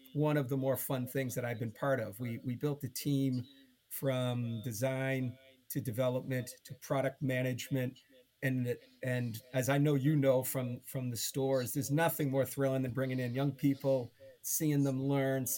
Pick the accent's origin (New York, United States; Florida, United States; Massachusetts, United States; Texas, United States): Massachusetts, United States; Boston; growing up in Boston, in the Boston area